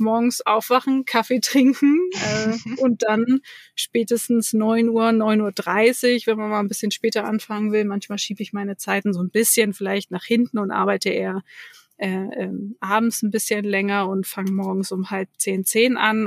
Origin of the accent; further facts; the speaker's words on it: Hamburg, Germany; moved away; ich komme aus Hamburg